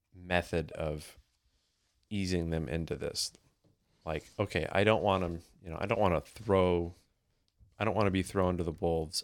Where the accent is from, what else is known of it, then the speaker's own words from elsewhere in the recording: United States; I grew up in the States